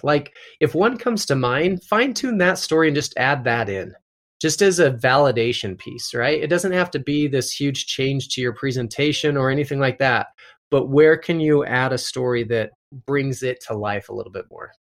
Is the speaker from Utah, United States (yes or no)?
yes; Utah, United States; I'm from Utah